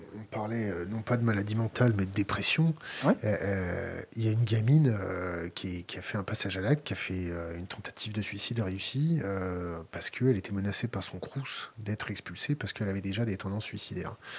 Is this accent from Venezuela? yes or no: no; France; notre tempérament de Français